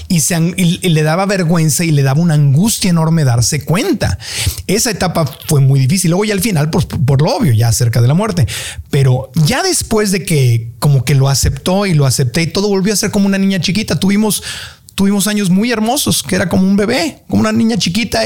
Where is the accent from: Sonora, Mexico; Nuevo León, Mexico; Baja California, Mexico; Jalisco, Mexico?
Baja California, Mexico; Tijuana; somos ahí de Tijuana